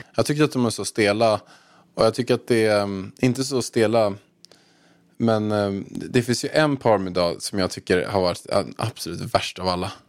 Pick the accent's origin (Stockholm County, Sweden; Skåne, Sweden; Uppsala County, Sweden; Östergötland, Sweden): Stockholm County, Sweden; Haninge; moved away as an adult; now in Marbella, Spain; jag kom från Haninge